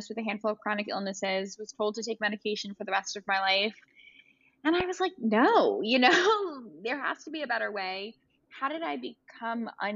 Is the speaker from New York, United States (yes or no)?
yes; New York City, New York, United States; I grew up in Brooklyn, so I grew up in Cobble Hill